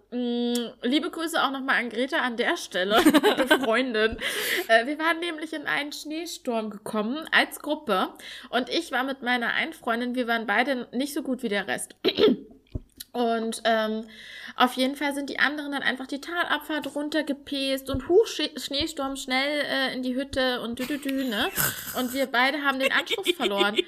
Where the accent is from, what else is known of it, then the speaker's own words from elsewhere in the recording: Thuringia, Germany; ich komme aus Thüringen